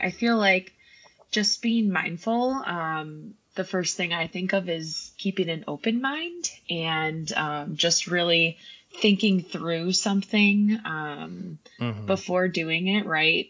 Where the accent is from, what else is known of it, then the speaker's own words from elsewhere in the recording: Kenosha, Wisconsin, United States; also born or lived in Milwaukee, Wisconsin; I was born and raised in Kenosha, Wisconsin, and that's now where I am back